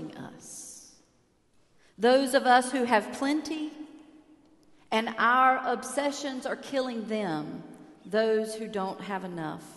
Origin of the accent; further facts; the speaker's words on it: United States; as an American in Cuba